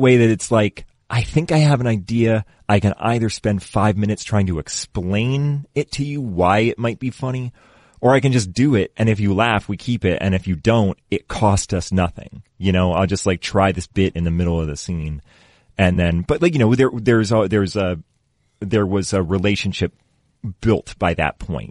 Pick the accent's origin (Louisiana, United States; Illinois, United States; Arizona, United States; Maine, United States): Maine, United States; Readfield; moved away as an adult; now in Los Angeles, United States; I grew up in Reedfield.